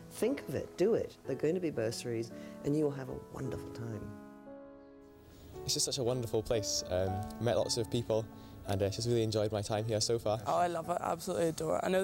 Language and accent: English; Manchester, North West England, United Kingdom; I'm from the north, I'm from Manchester, um, and I was a bit scared um, when I came down.